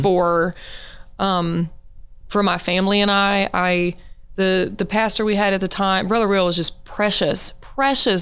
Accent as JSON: {"language": "English", "town": "Monroe", "region": "Louisiana", "country": "United States", "tie": "born or raised there", "also_born_or_lived": "Siloam Springs, Arkansas", "moved": "yes", "lives_now": "Fayetteville, United States", "said": "I was born in Monroe, Louisiana. I, uh, you know, my whole family's from that area"}